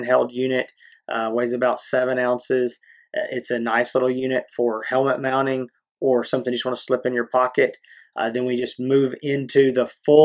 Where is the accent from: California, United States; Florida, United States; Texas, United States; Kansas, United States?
Texas, United States; East; We're from East Texas